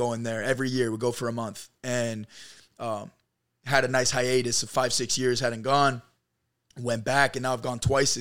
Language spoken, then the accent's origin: English; Charlotte, North Carolina, United States; now in Los Angeles, United States; I grew up in Charlotte, North Carolina